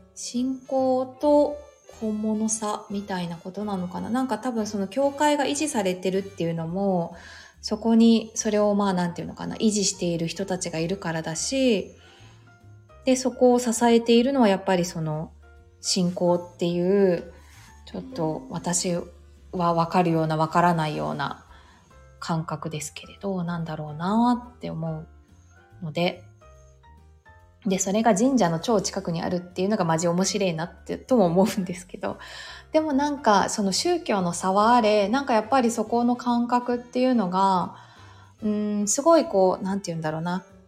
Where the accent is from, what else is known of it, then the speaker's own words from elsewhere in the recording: Yokohama, Kanagawa, Japan; 実家も横浜なので